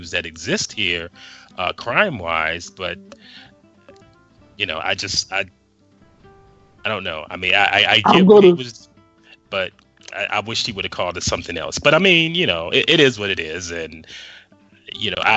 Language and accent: English; Chicago, Illinois, United States; as a Chicagoan